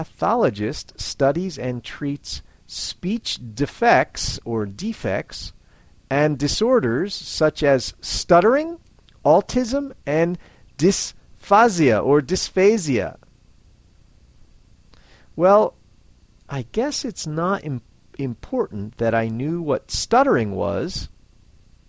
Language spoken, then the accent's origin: English; Philadelphia, Pennsylvania, United States; I'm from Philadelphia, Pennsylvania, United States of America